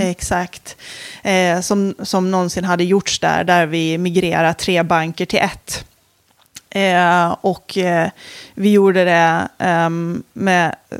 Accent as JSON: {"language": "Swedish", "country": "Åland Islands", "said": "jag kommer från Åland"}